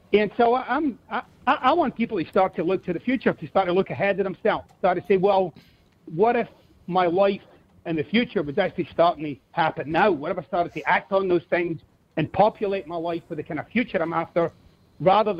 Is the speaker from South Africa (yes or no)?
no; Glasgow, Scotland, United Kingdom; accent: Scottish; moved away; I'm originally from Scotland